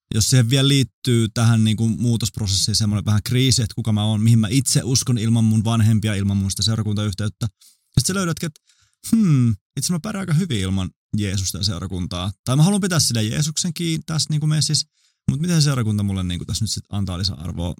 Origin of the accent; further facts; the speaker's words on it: Vantaa, Uusimaa, Finland; mä oon syntynyt Vantaalla